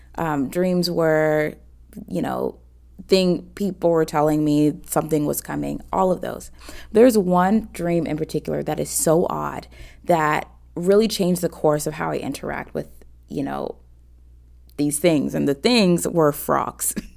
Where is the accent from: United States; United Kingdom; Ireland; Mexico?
United States; Atlanta, Georgia; I'm 28 from Atlanta, Georgia